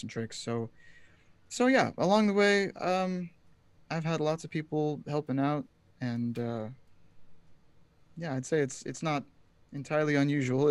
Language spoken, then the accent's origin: English; Portland suburb, Pacific Northwest, Oregon, United States; moved away as an adult; also born or lived in Provo, Utah; I grew up in the Pacific Northwest in a Portland suburb